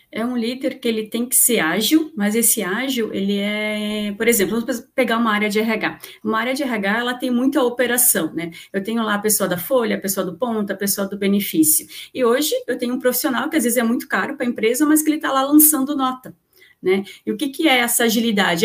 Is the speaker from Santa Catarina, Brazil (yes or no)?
yes; Santa Catarina, Brazil; eu sou aqui de Santa Catarina